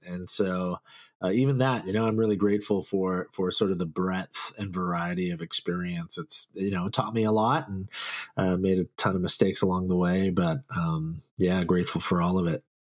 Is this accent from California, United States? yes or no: yes; Silicon Valley, California, United States; I grew up here in the Silicon Valley. I've been here my whole life